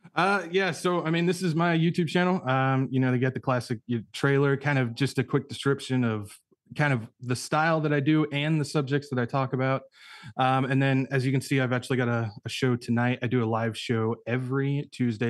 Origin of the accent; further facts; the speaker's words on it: California, United States; moved away as an adult; also born or lived in Arkansas; I grew up in California